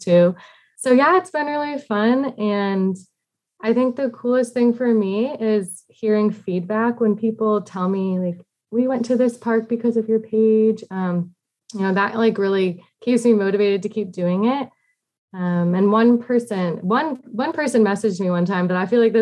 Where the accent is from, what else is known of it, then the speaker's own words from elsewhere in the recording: Massachusetts, United States; moved away as an adult; also born or lived in South Carolina; now in Washington, D.C. area, United States; I grew up in Massachusetts in a small town